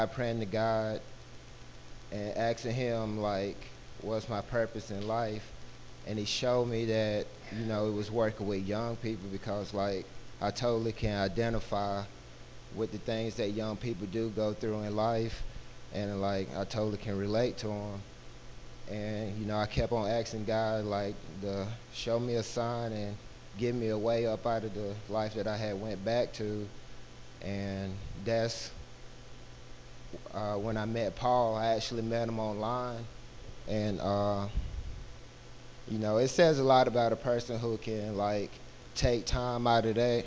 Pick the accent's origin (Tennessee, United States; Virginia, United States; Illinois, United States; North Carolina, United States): North Carolina, United States; Albemarle; also born or lived in Minnesota; So I grew up here in Albemarle, going to a Baptist church